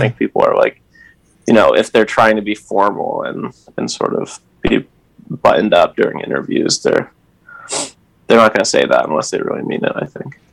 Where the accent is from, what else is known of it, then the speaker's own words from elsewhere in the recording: Essex, United States; I'm from Essex, which is basically the larger town that um, sends kids to the same high school Avery and I went